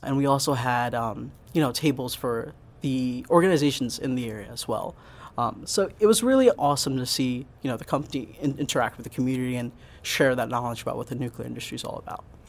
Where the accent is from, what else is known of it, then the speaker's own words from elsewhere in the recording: Pottstown, Pennsylvania, United States; I grew up in Pottstown, and I went to Pottstown High School